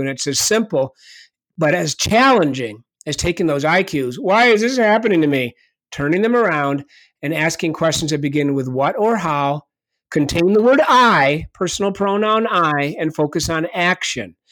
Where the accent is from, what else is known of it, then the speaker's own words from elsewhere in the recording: Ithaca, New York, United States; my father was the coach at Re, uh, Cornell University for about twenty-five years, so I grew up on the Cornell University campus.